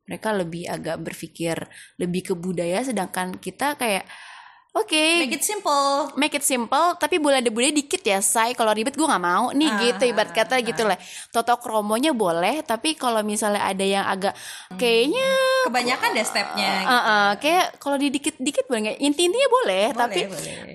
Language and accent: Indonesian; Pamulang, Banten, Indonesia; karena gue brojol di Pamulang dan gue besar di Pamulang, gue pasti tahu seluk beluk orang-orang Pamulang kayak gimana.